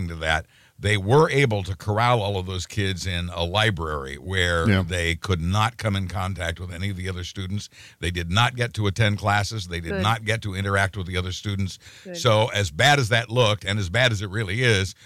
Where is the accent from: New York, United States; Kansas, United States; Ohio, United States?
Kansas, United States; Growing up in Tornado Alley and growing up in Kansas